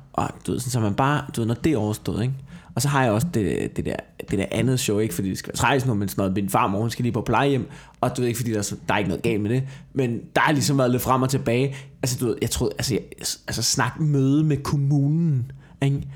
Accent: Copenhagen, Capital Region of Denmark, Denmark; da jeg voksede op på Amager

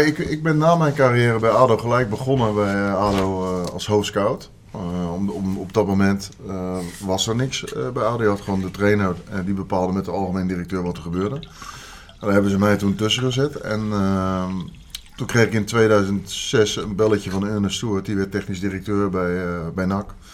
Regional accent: Leiden, South Holland, Netherlands; ik kom uit Leiden

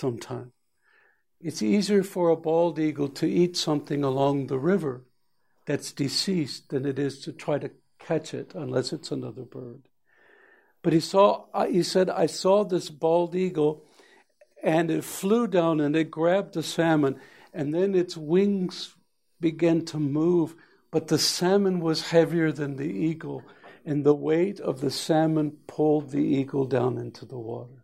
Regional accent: Alaska, United States; I was from Alaska

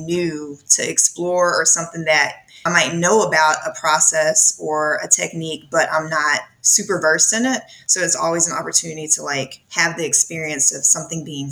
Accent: 8 or 9 miles from just south of Atlanta, Georgia, United States; I live just south of Atlanta, and I grew up maybe 8 or 9 miles from here in a like rural suburban community

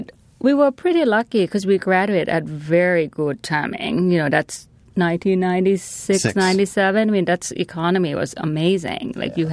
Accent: Thailand; You know, for me, I'm from Thailand.

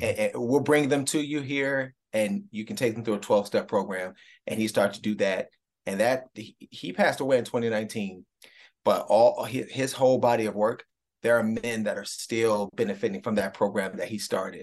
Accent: Cleveland, Ohio, United States; my hometown Browns

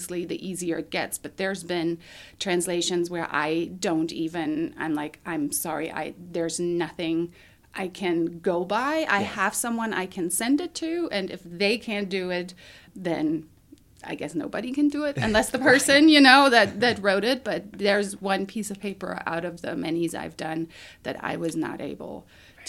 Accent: Altenburg, Thuringia, Germany; English is a second language; moved away as an adult; also born or lived in Meridian, Idaho, United States; now in Boise, United States; I was born in Germany in 1979 in Altenburg in the state of Thuringia. Lived there till I did a foreign exchange year at Meridian High School in 1997 to 1998

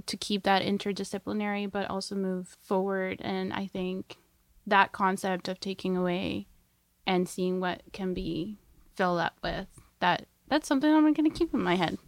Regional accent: Coquitlam, British Columbia, Canada; I'm from Coquitlam

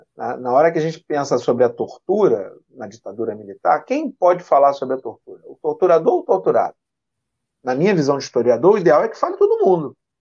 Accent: Niterói, Rio de Janeiro, Brazil; nasci no centro da cidade, mas vim morar aqui muito jovem, sou daqui, da Vila Ipiranga, da né? minha vida, minha vida toda. Eu sou é. de Niterói também

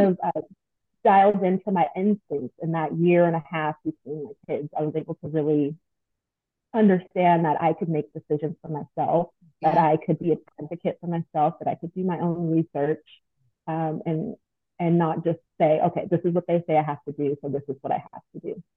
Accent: Long Beach, California, United States; moved away as an adult; now in Atlanta, United States; I'm actually from Long Beach, California.

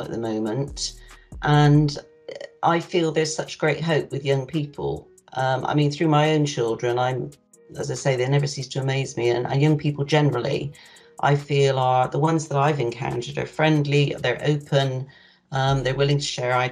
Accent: Bristol, South West England, United Kingdom; now in Fordingbridge, United Kingdom; I'm 71 years old. I was born in Bristol and I now live in Fordingbridge

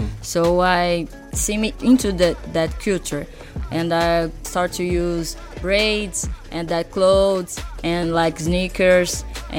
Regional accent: Rio de Janeiro, Brazil; also born or lived in São Paulo; I'm from the North Zone, a neighborhood called Anchieta, and from a favela called Complexo do Chapadão.

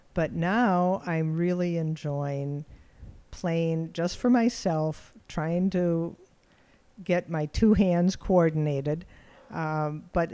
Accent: Milwaukee, Wisconsin, United States; made in my hometown of Milwaukee, Wisconsin

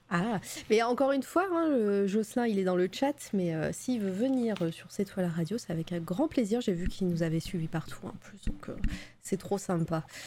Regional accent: Auvergne-Rhône-Alpes, France; accent: Auvergne; c'est mon accent de, l'Auvergne qui revient

